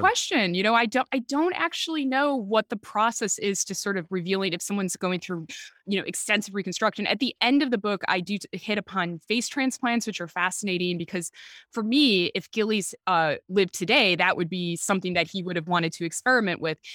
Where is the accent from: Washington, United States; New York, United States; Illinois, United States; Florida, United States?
Illinois, United States; Chicago; accent: Chicago; moved away as an adult; also born or lived in Britain / Oxford; now in United Kingdom; my Chicago accent